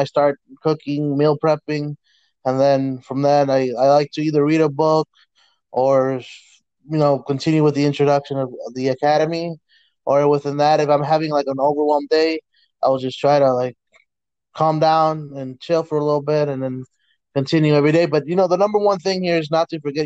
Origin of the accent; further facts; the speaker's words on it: Illinois, United States; I'm from Illinois